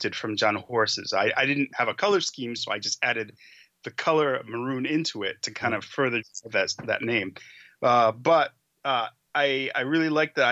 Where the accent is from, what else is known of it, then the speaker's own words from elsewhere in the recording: Rhode Island, United States; But I come from the North. I come from New England. I was born in Rhode Island.